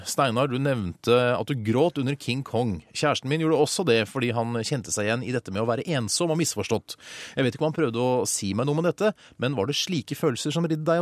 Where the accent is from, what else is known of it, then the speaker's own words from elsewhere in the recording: Bergen, Vestland, Norway; Jeg er 24 år, jeg er fra Bergen og er halvt norsk og halvt eh, marokkansk.